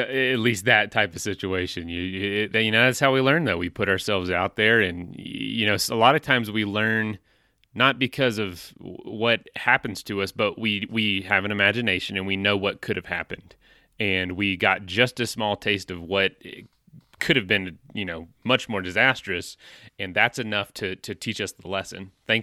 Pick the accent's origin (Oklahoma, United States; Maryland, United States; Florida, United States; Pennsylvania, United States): Florida, United States; I'm from Florida, so I'll have to check that out.